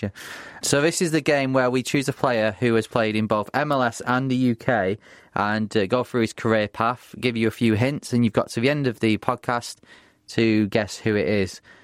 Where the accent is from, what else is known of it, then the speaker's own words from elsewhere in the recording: Bury, North West England, United Kingdom; Bury, my hometown team